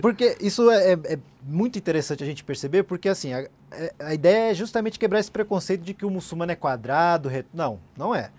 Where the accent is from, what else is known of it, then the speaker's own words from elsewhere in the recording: Brazil; eu sou brasileiro, sou muçulmano, Sim. mas sou brasileiro